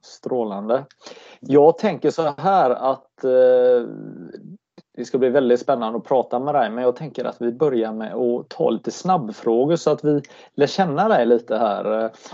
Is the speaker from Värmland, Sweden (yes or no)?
no; Gothenburg, Västra Götaland, Sweden; som göteborgare